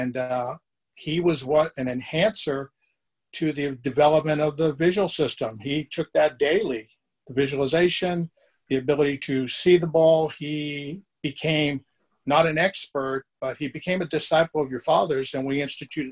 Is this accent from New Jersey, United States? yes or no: no; Boston, Massachusetts, United States; moved away; also born or lived in California; I was born in Boston, Massachusetts, migrated to California for family reasons, went to Cal Poly Pomona